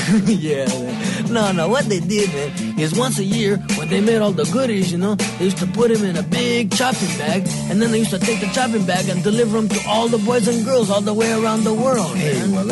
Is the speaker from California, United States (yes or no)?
no; Pittsburgh, Pennsylvania, United States; from here, man. Like, I'm from Pittsburgh, man. I don't know too many local dudes.